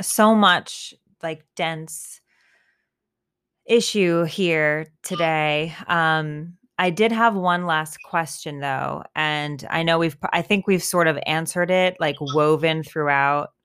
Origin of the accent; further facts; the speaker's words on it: United States; we're American and we're white and we're educated and we're professionals